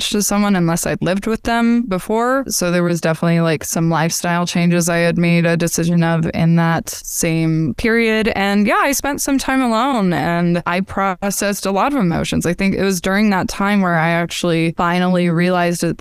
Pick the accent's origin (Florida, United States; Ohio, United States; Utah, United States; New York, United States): Utah, United States; the culture I was brought up in Utah